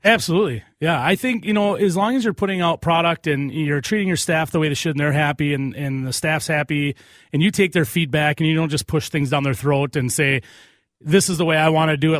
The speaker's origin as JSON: {"language": "English", "town": "Cottage Grove", "region": "Minnesota", "country": "United States", "said": "I'm from Cottage Grove"}